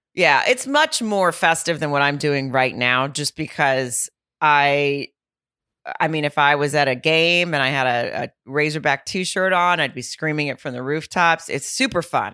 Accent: Fayetteville, Arkansas, United States; right outside of my hometown of Fayetteville

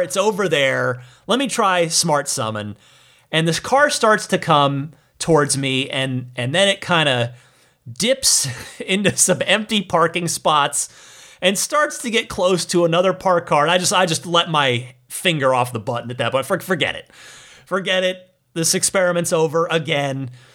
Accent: Phoenix, Arizona, United States; also born or lived in New Jersey; now in Bay Area, United States; I am from New Jersey, but largely grew up in Arizona, in the greater Phoenix area, the East Valley.

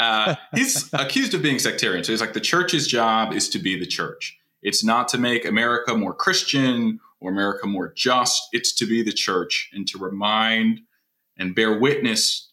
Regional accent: Midwest, United States; moved away as an adult; also born or lived in Illinois / Michigan / Virginia Beach, Virginia; now in Waco, United States; I am originally from the Midwest. I'm a Midwesterner in exile here in Texas

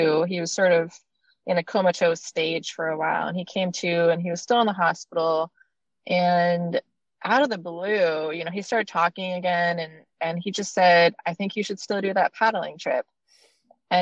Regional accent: Maine, United States; moved away; I was born and raised in Maine, and that's where I spent the most part of my life

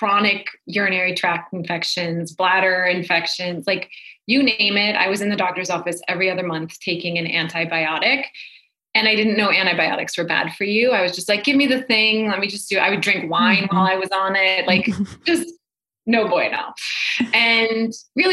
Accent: North Dakota, United States; So I grew up in North Dakota, and I grew up in a very like typical hardworking Midwest family

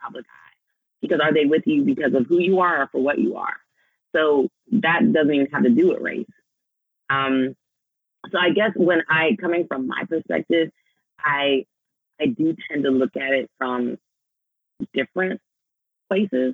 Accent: Des Moines, Iowa, United States; I grew up in Iowa with a white mama.

